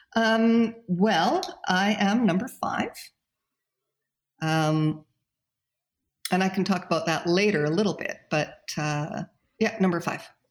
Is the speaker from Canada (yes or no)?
yes; Calgary, Alberta, Canada; also born or lived in Saskatchewan; now in Golden, Canada; moved to Calgary, brought his kids to Calgary, and at that time I would have been about a year old